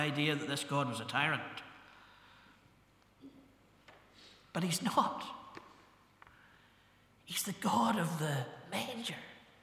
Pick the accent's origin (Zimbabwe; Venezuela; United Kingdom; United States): United Kingdom; Ballymena, Northern Ireland; I was brought up to think in Ballymena when I was 17